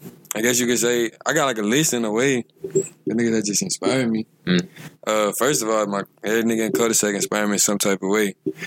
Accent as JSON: {"language": "English", "town": "Lafayette", "region": "Louisiana", "country": "United States", "tie": "born or raised there", "said": "I was born in Lafayette, Louisiana, Lafayette General Hospital at 1204 on Easter."}